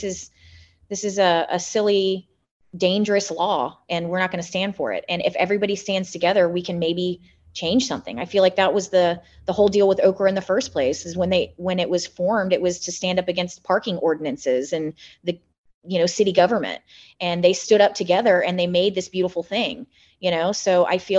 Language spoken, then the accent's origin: English; Magnolia, Texas, United States; now in Houston, United States; I'm from Magnolia